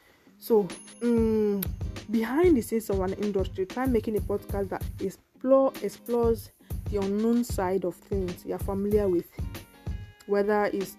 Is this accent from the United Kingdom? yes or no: yes; England, United Kingdom; I'm an English person, I'm an English girl.